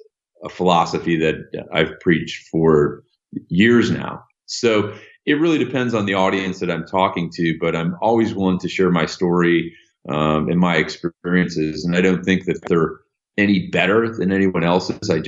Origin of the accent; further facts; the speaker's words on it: Illinois, United States; I'm from Illinois and I had the Illinois Veterans Grant.